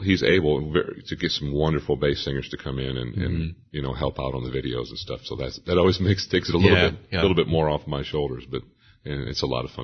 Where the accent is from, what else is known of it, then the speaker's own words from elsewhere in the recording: Port Clinton, Ohio, United States; I grew up in Port Clinton, Ohio, and we really didn't have any kind of gospel music at all.